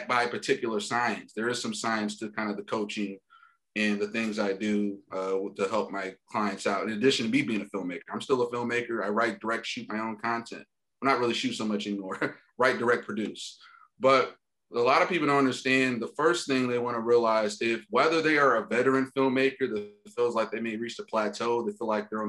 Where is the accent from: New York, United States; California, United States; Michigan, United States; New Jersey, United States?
Michigan, United States; Detroit; moved away as an adult; now in Los Angeles, United States; I grew up like, middle working class, blue collar in the suburbs of Detroit, Michigan